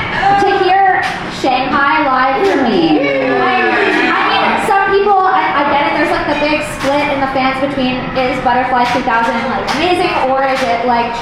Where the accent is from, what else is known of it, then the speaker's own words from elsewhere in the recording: Montreal, Quebec, Canada; I'm from Montreal.